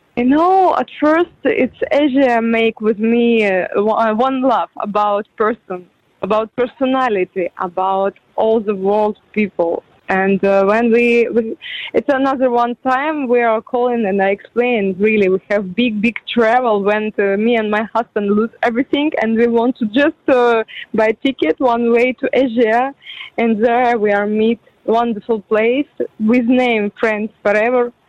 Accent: Ukraine; English is a second language; moved away as an adult; also born or lived in Kyiv, Ukraine; now in Dubai, United Arab Emirates; I'm not from Kiev. I'm from a small city, but more than 18 years before, I just come in Kiev

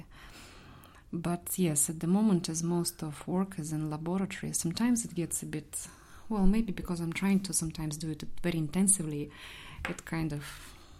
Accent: Saint Petersburg, Russia; moved away as an adult; now in Belfast, United Kingdom; I'm from St. Petersburg, I'm from Russia

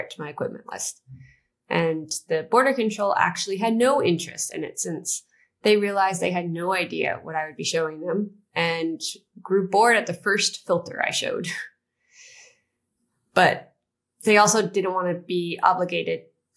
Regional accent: United States; I grew up in the United States

